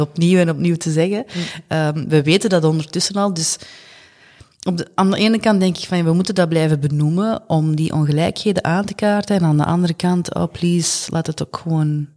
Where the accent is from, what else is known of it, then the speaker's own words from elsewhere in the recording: Belgium; net, zoals jij ben ook ik hier geboren.